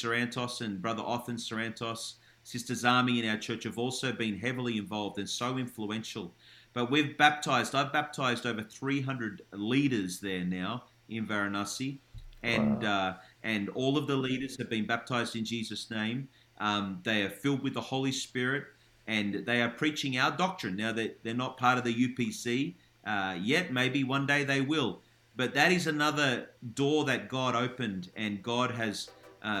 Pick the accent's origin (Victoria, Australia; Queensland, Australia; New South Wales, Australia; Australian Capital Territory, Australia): Australian Capital Territory, Australia; Canberra; also born or lived in Melbourne; I was born in Melbourne, but we moved to Canberra when I was 6 years old. So I really grew up in Canberra